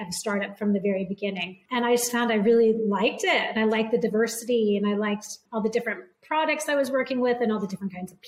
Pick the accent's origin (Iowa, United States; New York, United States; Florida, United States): Iowa, United States; also born or lived in Northern California / London; now in France; I'm originally from Iowa.